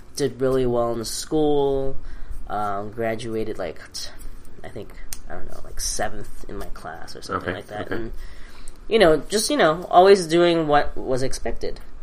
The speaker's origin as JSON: {"language": "English", "town": "New York City", "region": "New York", "country": "United States", "tie": "born or raised there", "also_born_or_lived": "Hong Kong", "second_language": "English", "said": "I grew up in Queens. English was, like, my third language."}